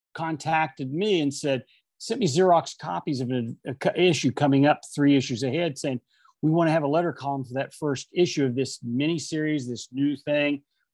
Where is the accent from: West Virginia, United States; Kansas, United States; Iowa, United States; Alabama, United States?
West Virginia, United States; Huntington; He goes, where are you from? I said, Huntington, West Virginia.